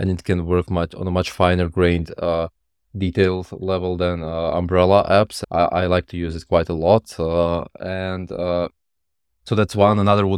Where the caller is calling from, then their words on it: Croatia; Yeah, I'm in Croatia, Europe.